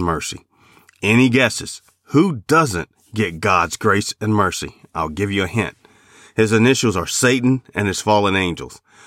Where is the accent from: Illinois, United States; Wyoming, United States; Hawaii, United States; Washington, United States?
Illinois, United States; Chicago; Growing up in Chicago and living on the South Side, I would watch the White Sox.